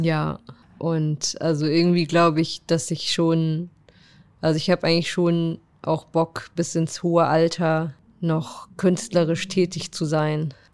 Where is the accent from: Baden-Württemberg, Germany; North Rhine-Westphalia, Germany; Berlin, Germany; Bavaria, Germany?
Bavaria, Germany; Würzburg; moved away as an adult; also born or lived in Paderborn / Frankfurt; geboren bin ich in Paderborn und als ich zehn war, ist meine Familie nach Würzburg gezogen